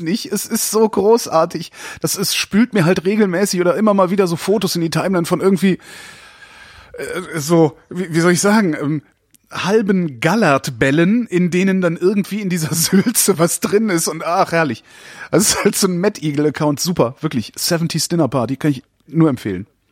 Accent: near Brühl, North Rhine-Westphalia, Germany; wir sind in der Nähe aufgewachsen

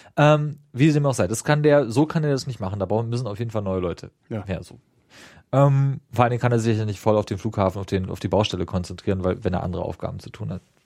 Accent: Dahme-Spreewald district, Spreewald part, Brandenburg, Germany; now in Berlin, Germany; ich komme übrigens aus dem Landkreis, da am ja. Spreewald, äh, nur aus dem Spreewaldteil und nicht da oben mhm. an Berlin

